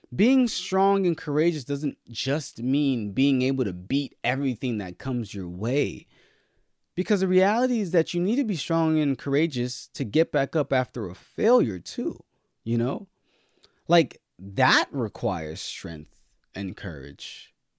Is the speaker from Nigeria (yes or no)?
yes; Nigeria; I'm Nigerian